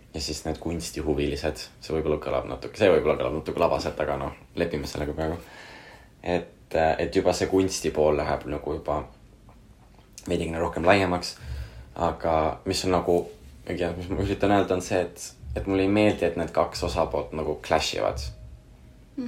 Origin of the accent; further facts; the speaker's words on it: Pärnu, Pärnu County, Estonia; ma olen Pärnus üles kasvanud, ma tunnen, ma olen Pärnust pärit